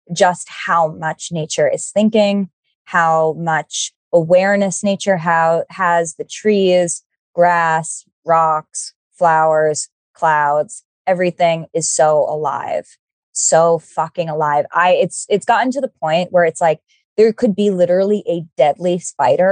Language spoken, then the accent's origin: English; New York City, New York, United States; I'm from New York City and I am a very city person